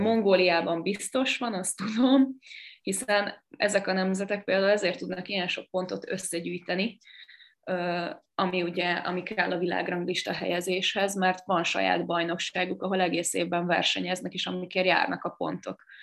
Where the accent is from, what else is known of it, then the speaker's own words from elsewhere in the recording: Sopron, Győr-Moson-Sopron, Hungary; nekem ugye Sopron a nevelőegyesületem, ugye én Soproni vagyok